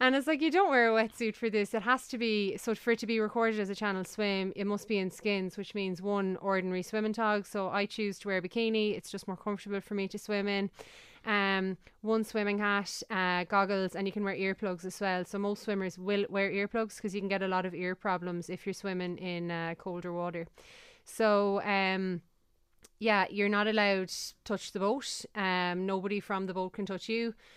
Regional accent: Galway, Connacht, Ireland; I'm from Galway

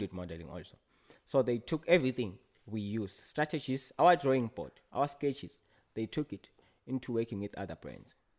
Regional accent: Ngowane, Hhohho, Eswatini; I grew up at a place called Ngowane

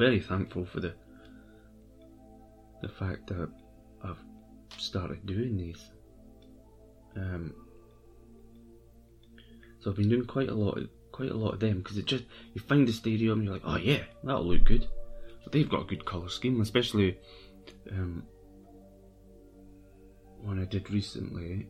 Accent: Scotland, United Kingdom; I'm Scottish.

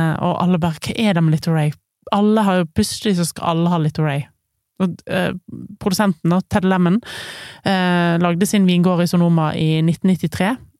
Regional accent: Western Norway, Norway; hjemme på Vestlandet.

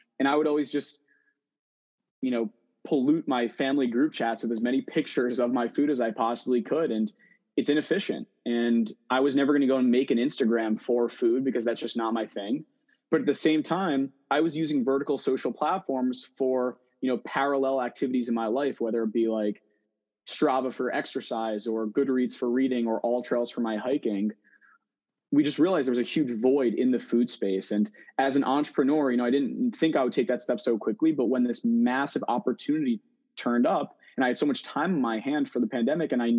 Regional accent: New Jersey, United States; also born or lived in New York City; I'm from New Jersey

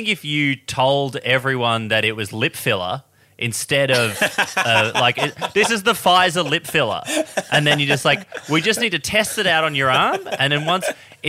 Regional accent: Australia; So I want to be very clear in that as an Australian, I think we can all relate to that achievement.

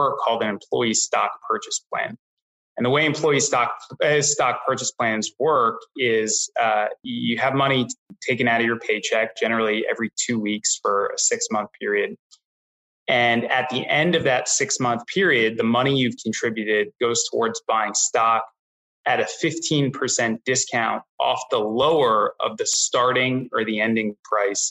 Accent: New York City, New York, United States; also born or lived in Boston; I grew up in New York City

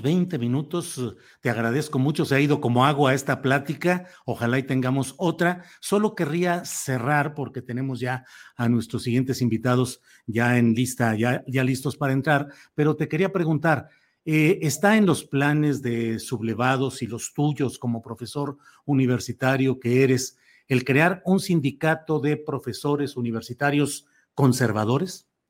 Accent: Mexico; Yo como votante, y como ciudadano mexicano

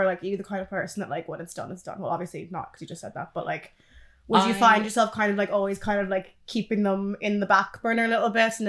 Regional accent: Canada; moved away as an adult; Yeah, my accent's fucked.

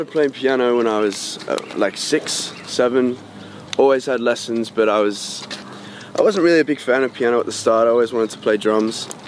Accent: Sydney, New South Wales, Australia; also born or lived in Freshwater, Sydney; I was born in Sydney, Seaforth.

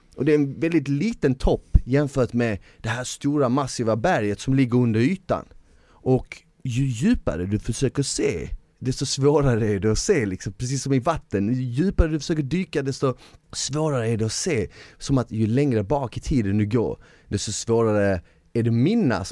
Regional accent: Malmö, Skåne, Sweden; jag växte upp i Malmö

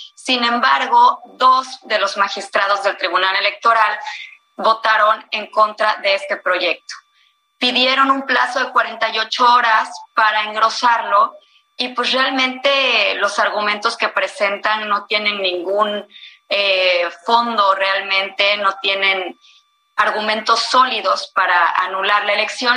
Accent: Veracruz, Mexico; mi estado

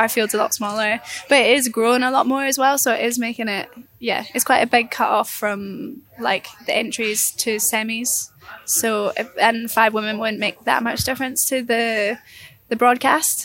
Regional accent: Fort William, Scotland, United Kingdom; moved away; I'm actually from Fort William.

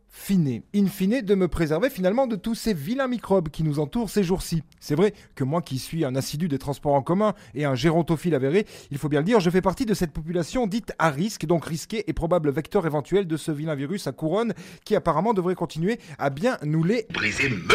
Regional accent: France; on est français

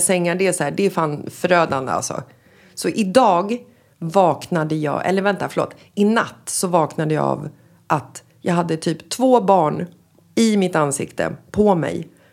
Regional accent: Sweden; moved away as an adult; also born or lived in Marbella, Spain; now in Spain; när vi kommer hem till Sverige från Spanien

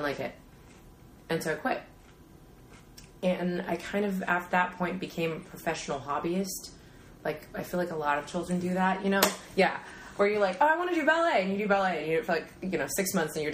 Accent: Dallas, Texas, United States; also born or lived in Austin, Texas; I was born in Austin, Texas. And when I was, we moved to Dallas when I was about four or five.

